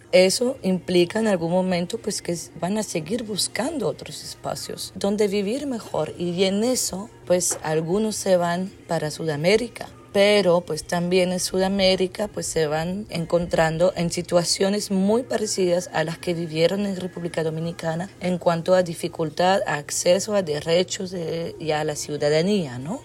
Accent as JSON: {"language": "Spanish", "country": "Belgium", "moved": "yes", "said": "soy antropóloga, soy de Bélgica"}